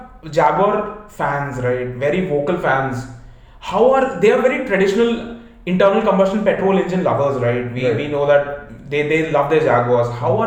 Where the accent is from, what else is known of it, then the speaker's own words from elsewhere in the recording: India; We are Indian.